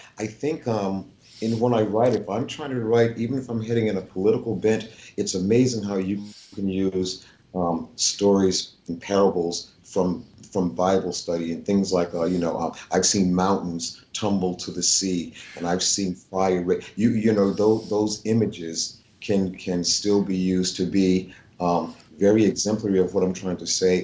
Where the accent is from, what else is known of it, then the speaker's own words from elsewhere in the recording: Edenton, North Carolina, United States; moved away; I was born there in 1952